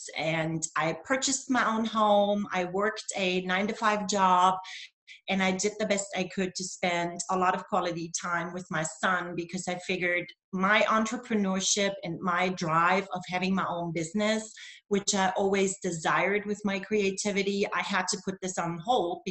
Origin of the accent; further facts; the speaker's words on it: Germany; first language German; English is a second language; moved away as an adult; also born or lived in Berlin, Germany / Augusta, Georgia, United States; now in United States; I'm originally from East Germany. I was born and raised in communism.